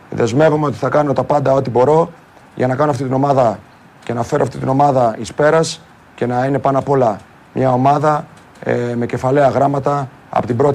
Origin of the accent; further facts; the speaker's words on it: Greece; αυτά που πρέπει να πρεσβεύουμε σαν Έλληνες